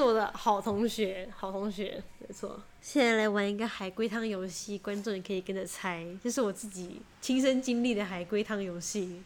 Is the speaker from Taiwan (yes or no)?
yes; Taiwan; 跟我这种来，从台湾来的人一样